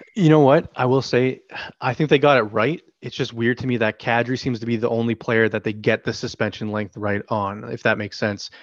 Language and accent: English; Toronto, Ontario, Canada; I grew up in Toronto.